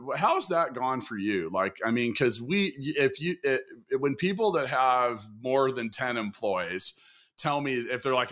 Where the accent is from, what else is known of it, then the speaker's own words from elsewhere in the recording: Kansas, United States; also born or lived in India / Indianapolis, United States; I'm from Kansas